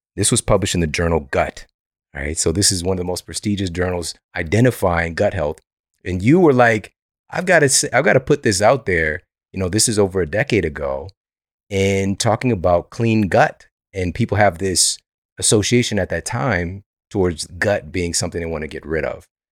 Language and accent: English; Ferguson, Missouri, United States; also born or lived in Florissant, Missouri; I'm from Ferguson. The, the majority of my years on planet Earth, I've lived in Ferguson and Florissant, Missouri